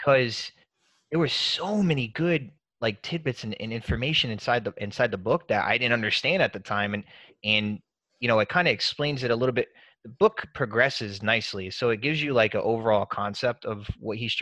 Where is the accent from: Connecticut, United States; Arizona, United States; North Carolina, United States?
North Carolina, United States; Murphy; moved away; I'm from Murphy, North Carolina originally.